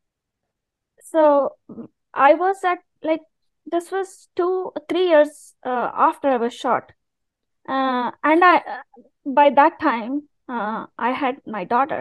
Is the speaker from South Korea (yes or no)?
no; India; moved away; as an Indian person who's not religious